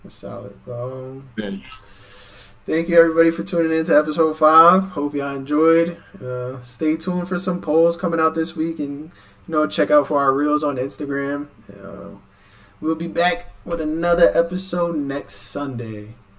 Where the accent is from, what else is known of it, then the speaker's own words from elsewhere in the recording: New York, United States; I'm from New York